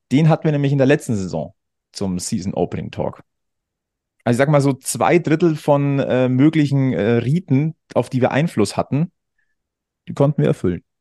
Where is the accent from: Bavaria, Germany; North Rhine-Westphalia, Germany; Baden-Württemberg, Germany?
Bavaria, Germany; Munich; born there; Ich bin ein geborener Münchner.